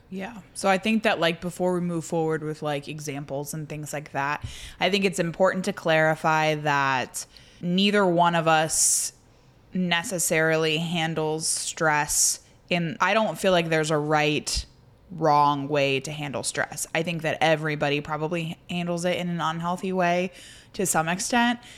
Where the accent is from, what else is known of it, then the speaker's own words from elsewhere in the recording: Indiana, United States; I grew up in Indiana